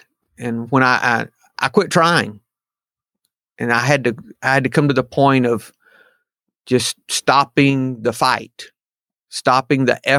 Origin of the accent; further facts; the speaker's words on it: the South, United States; I did not, but I am from the South, no doubt.